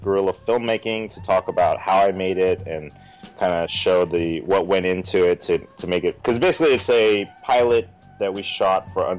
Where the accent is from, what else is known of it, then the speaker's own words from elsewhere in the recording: Oakland, California, United States; also born or lived in San Francisco / Alameda / San Pablo; I'm a Bay Area boy. I was born in San Francisco and raised, like, Oakland and Alameda, you know, San Pablo, all, you know, all over the Bay.